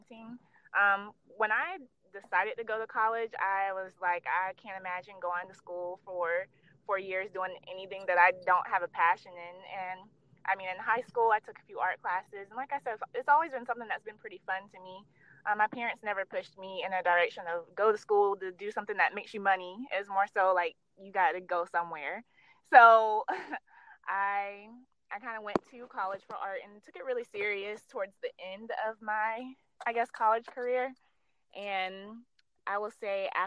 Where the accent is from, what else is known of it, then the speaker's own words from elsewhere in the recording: Wilmington, North Carolina, United States; moved away as an adult; now in Charlotte, United States; I'm from Wilmington, North Carolina. A lot of people don't know where that is, but it's the beach. But I live in Charlotte now.